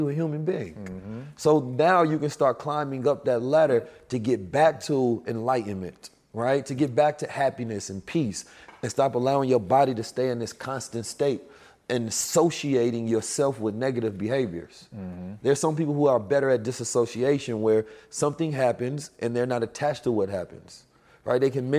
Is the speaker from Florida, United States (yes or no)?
no; Oakland, California, United States; also born or lived in St. Louis; I'm from Oakland, California, and St. Louis. I grew up in violent conditions.